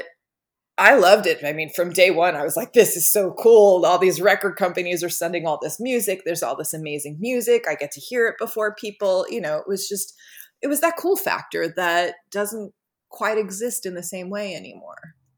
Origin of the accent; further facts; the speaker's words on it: Long Beach, New York, United States; I grew up in Long Beach